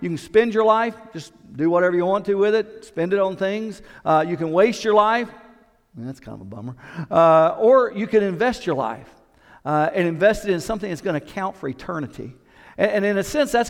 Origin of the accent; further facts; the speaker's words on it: Knoxville, Tennessee, United States; I grew up in Knoxville